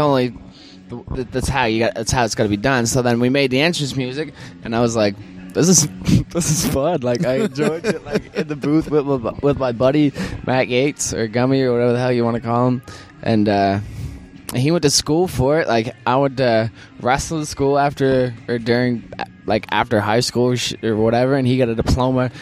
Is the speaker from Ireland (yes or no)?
no; Windsor, Nova Scotia, Canada; born or raised there